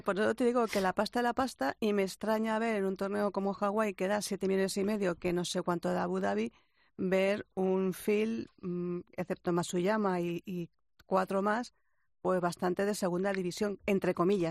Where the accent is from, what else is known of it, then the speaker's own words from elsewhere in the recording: Spain; soy español